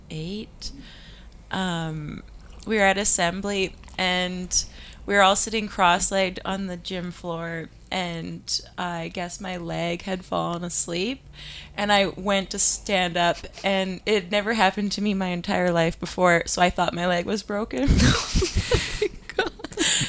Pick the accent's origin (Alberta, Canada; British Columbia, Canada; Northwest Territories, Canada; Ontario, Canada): Alberta, Canada; Northern; I'm from Northern Alberta.